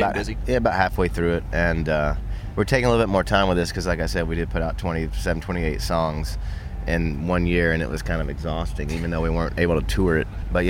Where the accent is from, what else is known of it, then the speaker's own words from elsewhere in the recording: Nashville, Tennessee, United States; growing up in Nashville